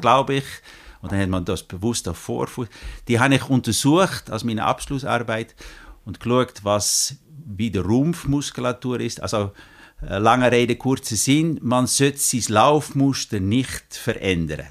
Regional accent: Netherlands; German is a second language; moved away as an adult; now in Grenchen, Switzerland; Ich bin Holländer, ich bin aber schon, jetzt muss ich studieren, 33 Jahre in der Schweiz

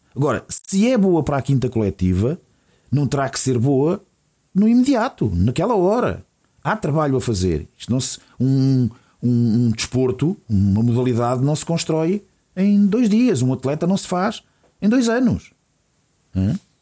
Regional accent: Portugal; como povo, como portugueses

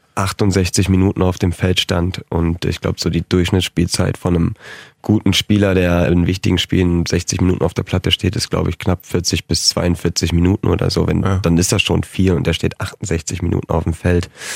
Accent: Hanover, Lower Saxony, Germany; also born or lived in Schaumburg; Ich bin Hannoveraner, Schaumburger Hannoveraner, 50-50 sage ich immer.

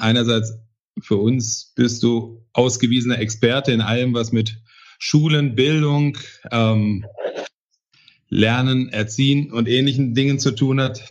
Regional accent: Bochum, North Rhine-Westphalia, Germany; Meine Heimatstadt Bochum

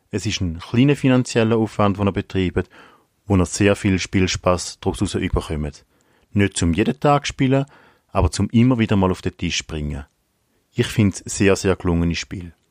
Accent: Eastern Switzerland, Switzerland; now in Winterthur, Switzerland; Ich bin aufgewachsen in der Ostschweiz und wohne jetzt in Winterthur.

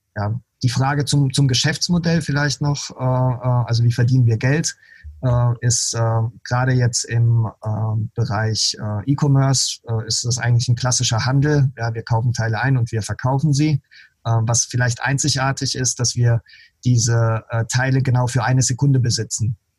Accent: Heidelberg area, Baden-Württemberg, Germany; ich komme ja aus dem Heidelberger Raum

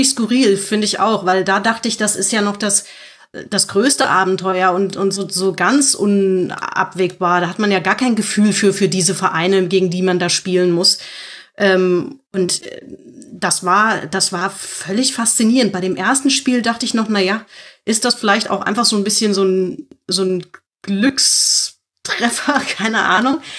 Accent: Frankfurt, Hesse, Germany; Und ich bin als Frankfurter irgendwie auch leidgeprüft

